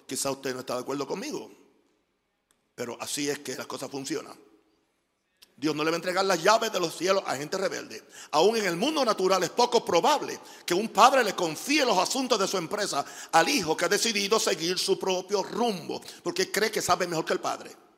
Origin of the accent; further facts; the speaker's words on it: United States; moved away; soy gringo